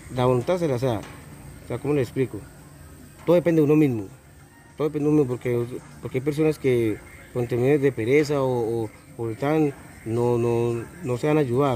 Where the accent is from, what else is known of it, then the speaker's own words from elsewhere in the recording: Puerto Boyacá, Boyacá, Colombia; soy de Puerto Villacá